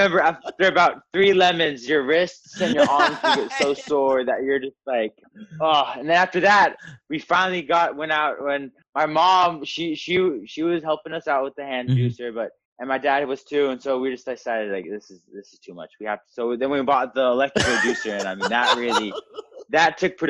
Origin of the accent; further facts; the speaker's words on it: Lubbock, Texas, United States; also born or lived in Norman, Oklahoma / Austin, Texas; Yeah, so I was born in Norman, Oklahoma in 2004. And then I moved about 2 months to 3 months after that, I moved to Lubbock, Texas. And I lived in Lubbock for actually 8 years.